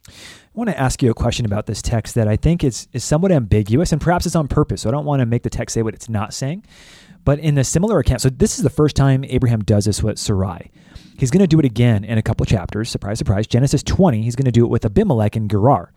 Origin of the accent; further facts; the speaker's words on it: California, United States; moved away; I was raised in California